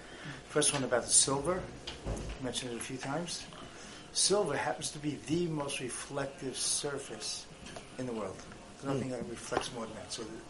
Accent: New York City, New York, United States; I was born in Crown Heights, but totally secular.

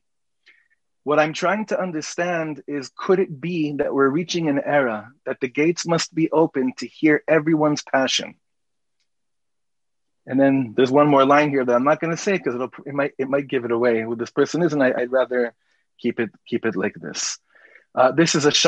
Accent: Los Angeles, California, United States; when I was growing up in Los Angeles

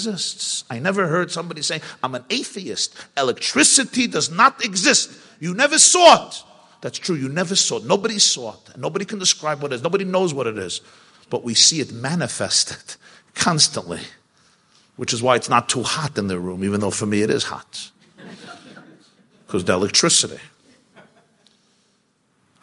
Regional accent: New York City, New York, United States; I grew up in the Crown Heights section of Brooklyn

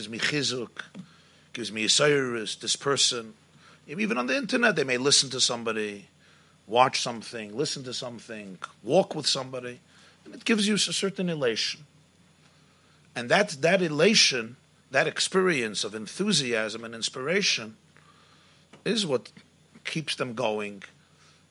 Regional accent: England, United Kingdom; I'm coming from England

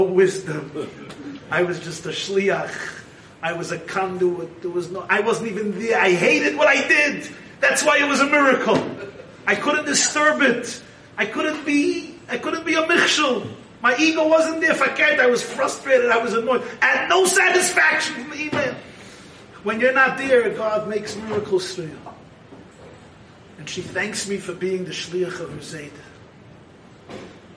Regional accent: New York City, New York, United States; I grew up in Crown Heights

